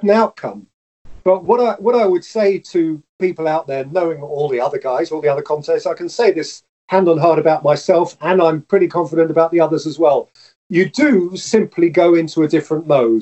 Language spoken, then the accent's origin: English; England, United Kingdom